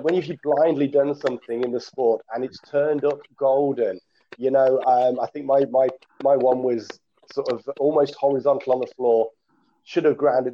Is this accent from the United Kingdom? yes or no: yes; Coventry, West Midlands, United Kingdom; born and bred in Coventry